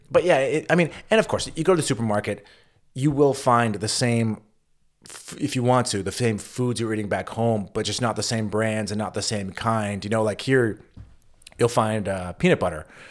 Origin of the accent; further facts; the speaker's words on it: United States; moved away as an adult; also born or lived in Vienna / Berlin; as an American